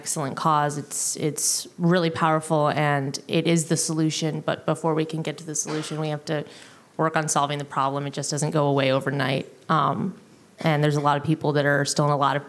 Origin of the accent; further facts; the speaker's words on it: Chicago, Illinois, United States; moved away as an adult; now in New Orleans, United States; I grew up in the Midwest in Chicago